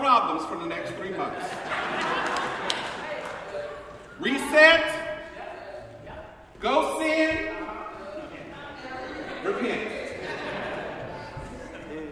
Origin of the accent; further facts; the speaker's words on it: the South, United States; moved away; I'm from the South